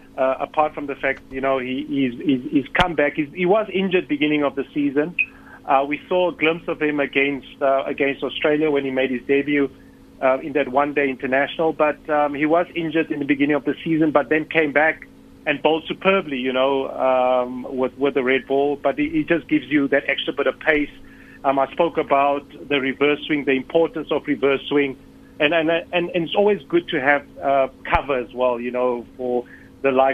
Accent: South Africa; as a South African team

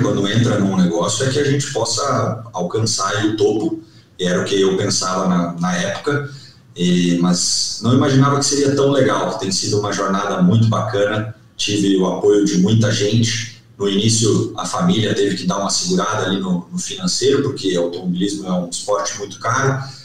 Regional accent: Pato Branco, Paraná, Brazil; also born or lived in Francisco Beltrão / Dois Vizinhos; eu nunca morei em Francisco Beltrão, mas me criei em Pato Branco

